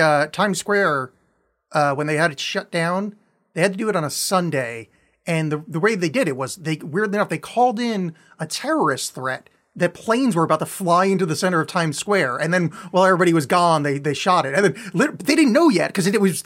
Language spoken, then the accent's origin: English; outside of New York, United States; I grew up outside of New York